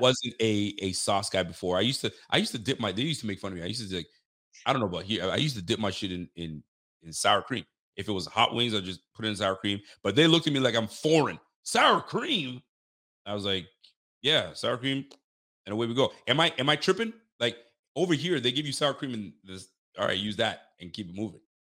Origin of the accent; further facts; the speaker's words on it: Canada; we're not from Buffalo. We're Canadian.